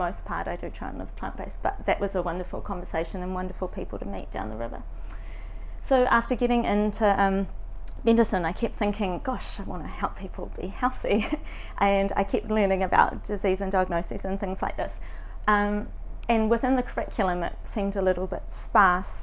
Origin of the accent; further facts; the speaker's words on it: Raglan, Waikato, New Zealand; moved away as an adult; now in Dunedin, New Zealand; I'm from Raglan and I'm living in Dunedin at the moment to study medicine.